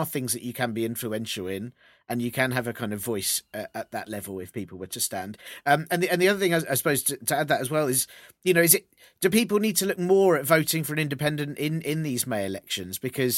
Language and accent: English; England, United Kingdom; we're not good as English people with like boasting